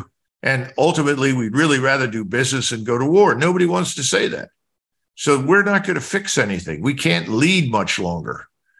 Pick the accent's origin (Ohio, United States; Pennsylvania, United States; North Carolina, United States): Pennsylvania, United States; Philadelphia; I grew up with Democrats in North Philadelphia.